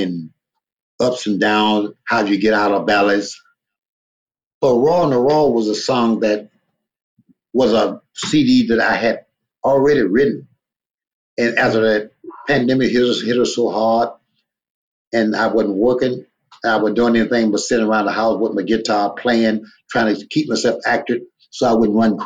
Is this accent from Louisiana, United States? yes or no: yes; Louisiana, United States; I'm from Louisiana